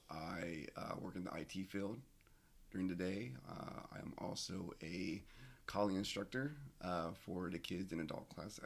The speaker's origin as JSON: {"language": "English", "town": "Columbus", "region": "Ohio", "country": "United States", "tie": "born or raised there", "said": "Seeing other groups of Asian descent around me, mainly from where I'm from on the west side of Columbus."}